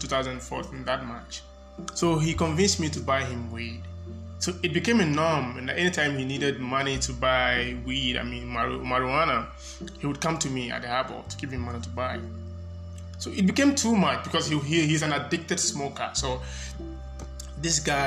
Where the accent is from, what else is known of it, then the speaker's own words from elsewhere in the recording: Accra, Greater Accra, Ghana; I grew up in Accra. I spent most of my life in Ghana